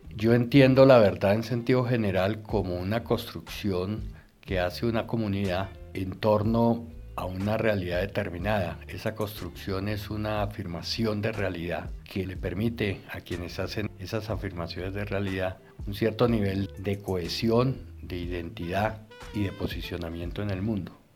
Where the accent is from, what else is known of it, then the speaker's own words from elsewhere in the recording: Barcelona, Catalonia, Spain; moved away as an adult; now in Brazil; yo soy de Barcelona.